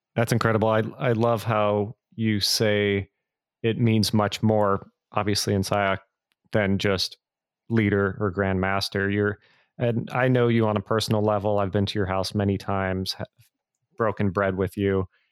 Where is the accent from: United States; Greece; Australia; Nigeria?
United States; Bay Area, California; I grew up in the Bay Area where there was a big Filipino community